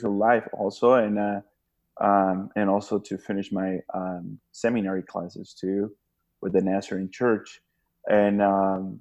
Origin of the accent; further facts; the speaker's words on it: Honduras; moved away as an adult; now in Bakersfield, United States; I am from Honduras